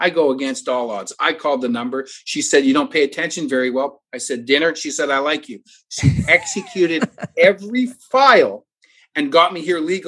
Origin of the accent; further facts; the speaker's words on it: Toronto, Ontario, Canada; moved away as an adult; now in South Florida, United States; I'm originally from Toronto, Ontario, Canada. I've been down here for about 12 years